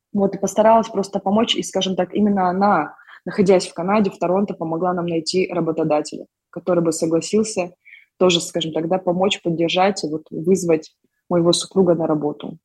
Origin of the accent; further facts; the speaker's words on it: Almaty, Kazakhstan; moved away as an adult; now in Toronto, Canada; мы сами из Казахстана, из города Алматы